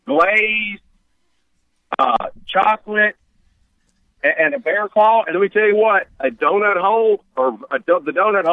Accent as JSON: {"language": "English", "town": "Greenville", "region": "Mississippi", "country": "United States", "said": "I'm from Greenville"}